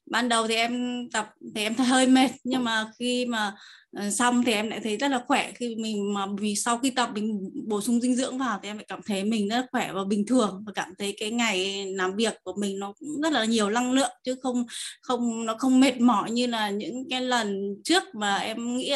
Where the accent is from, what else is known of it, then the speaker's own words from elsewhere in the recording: Tuyên Quang, Vietnam; em đến từ Tuyên Quang Năm nay em 20 tuổi.